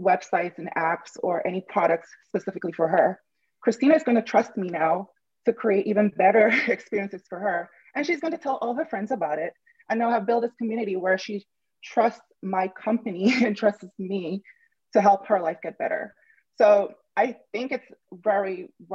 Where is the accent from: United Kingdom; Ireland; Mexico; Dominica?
Dominica; now in New York, United States; I'm actually originally from the Caribbean, from an island called Dominica, not Dominican Republic, although that's beautiful too. But it's a very small island, and it used to be colonized by Britain, and we got independence in the 1970s. It's a very small island, and I was born in a very small village